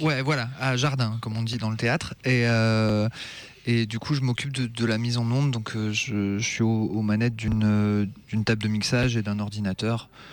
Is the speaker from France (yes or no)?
yes; Avignon, Provence-Alpes-Côte d'Azur, France; je suis je suis d'Avignon